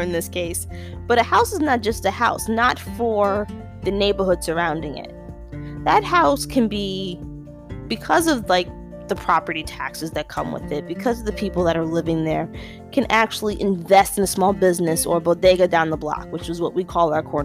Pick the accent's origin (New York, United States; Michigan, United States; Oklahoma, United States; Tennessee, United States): New York, United States; New York City; I'm a New Yorker, and I'm also, depending on who you talk to, about fourth generation New Yorker on my mom's side, third generation New Yorker on my father's